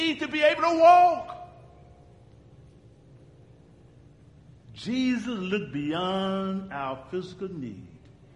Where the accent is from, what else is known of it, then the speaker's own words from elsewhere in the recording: Uganda; And we're from Uganda